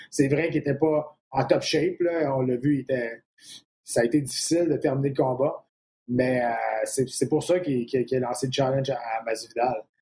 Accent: Quebec, Canada; je suis un Québécois

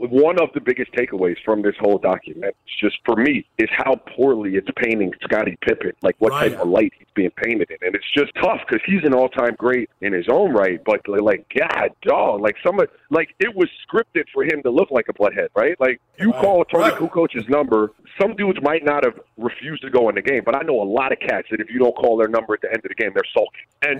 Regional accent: U.S. Virgin Islands; And I grew up in the Virgin Islands, so we didn't get every NBA game at the time.

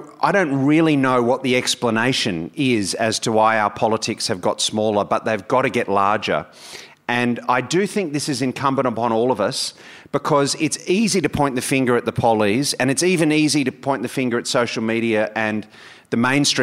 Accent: New South Wales, Australia; my home state, in New South Wales

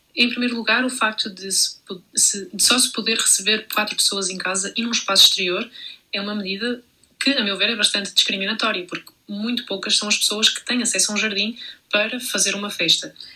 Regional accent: Portugal; moved away as an adult; now in Brussels, Belgium; Como portuguesa a viver na Bélgica, em Bruxelas

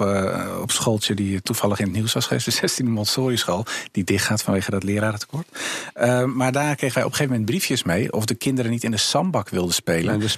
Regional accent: Amsterdam, North Holland, Netherlands; Ik, ik ben opgegroeid in Amsterdam Zuidoost in de Bijlmer in de jaren 80, 90

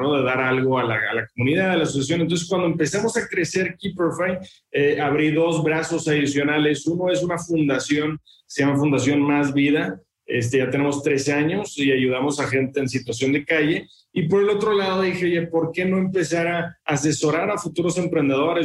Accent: Monterrey, Nuevo León, Mexico; yo soy de Monterrey

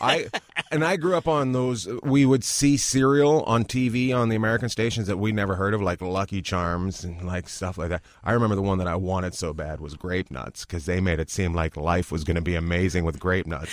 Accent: Terrace, British Columbia, Canada; moved away as an adult; also born or lived in New York; now in Los Angeles, United States; grew up in northern British Columbia, up near Alaska.

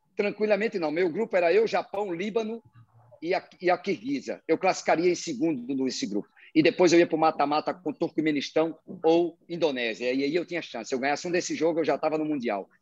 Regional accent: Brazil; moved away as an adult; now in Kuwait; Eu, como brasileiro, trabalho fora

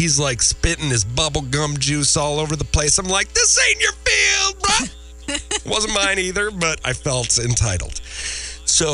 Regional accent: Columbia Heights, Minnesota, United States; moved away; I was from Columbia Heights, Minnesota, just outside Minneapolis

